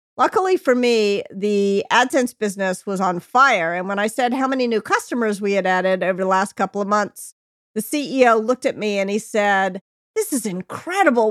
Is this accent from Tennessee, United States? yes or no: yes; Memphis, Tennessee, United States; also born or lived in New York; now in California, United States; fly home to Memphis, be with your family